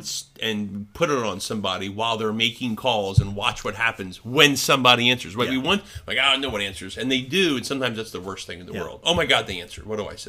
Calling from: Rhode Island, United States; I was calling from Rhode Island to Florida. And I had a Rhode Island number.

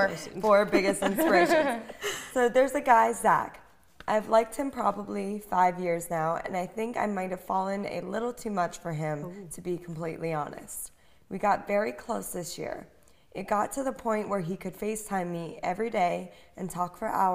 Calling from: New York, United States; from New York.

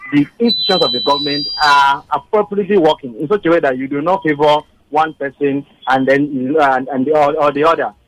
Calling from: Surulere, Lagos, Nigeria; I'm calling from Surulere

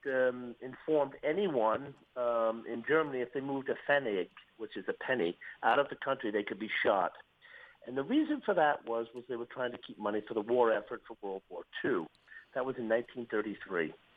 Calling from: Malta; I'm calling you from Malta

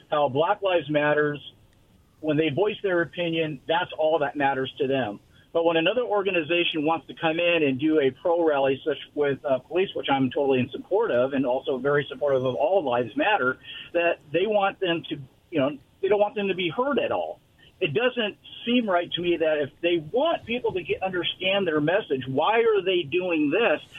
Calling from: Richland, United States; Yeah, this is Roy in Richland.

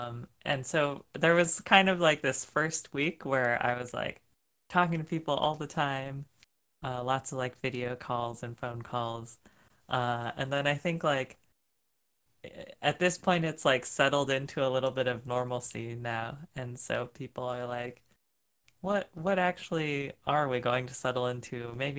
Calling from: Minneapolis, Minnesota, United States; Yeah, so I live in Minneapolis, Minnesota.

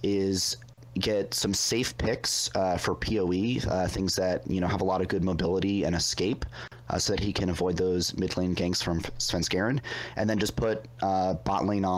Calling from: Reston, Virginia, United States; I'm calling from Reston, Virginia, which is 15 minutes away from that guy who called from Sterling, Virginia.

